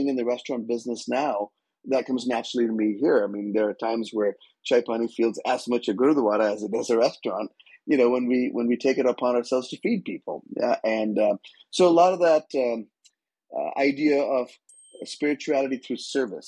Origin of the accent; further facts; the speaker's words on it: India; now in North Carolina, United States; growing up in India